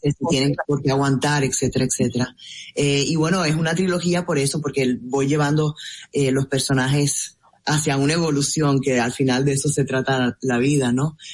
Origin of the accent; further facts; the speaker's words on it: Puerto Rico; moved away as an adult; now in Miami, United States; yo nací en Puerto Rico y mi familia